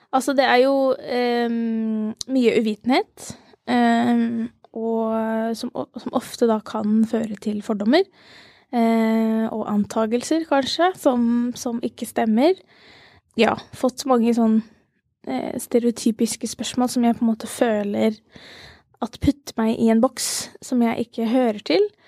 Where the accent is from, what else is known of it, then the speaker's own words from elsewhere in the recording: Ski, Akershus, Norway; also born or lived in Langhus; jeg er eh, fra Ski